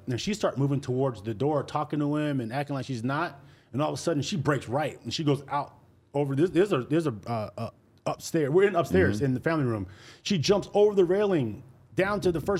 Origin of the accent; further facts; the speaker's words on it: Salinas, California, United States; I grew up in Salinas